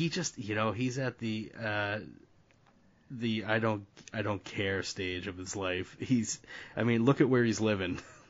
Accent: Northeast, United States; I'm from the Northeast.

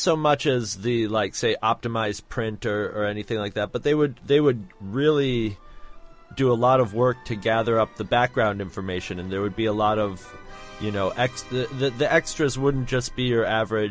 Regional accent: United States; being an American and being, hey, hi, I'm an American

